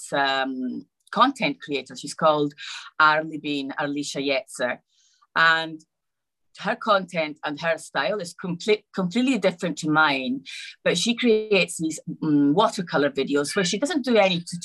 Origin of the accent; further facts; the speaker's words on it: Rome, Lazio, Italy; also born or lived in Scotland; I was born in Scotland, but I was mostly raised in Rome, in Italy